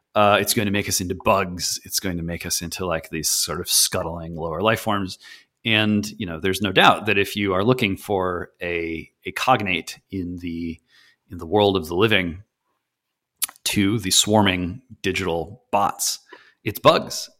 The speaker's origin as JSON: {"language": "English", "area": "just outside of Detroit", "region": "Michigan", "country": "United States", "tie": "born or raised there", "said": "I was born just outside of Detroit, Michigan"}